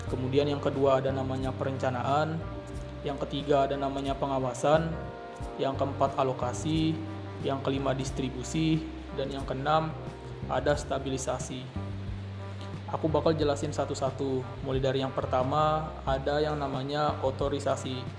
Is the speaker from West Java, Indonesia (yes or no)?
no; Tanah Bumbu, South Kalimantan, Indonesia; berhubung aku berasal dari Kabupaten Tanah Bumbu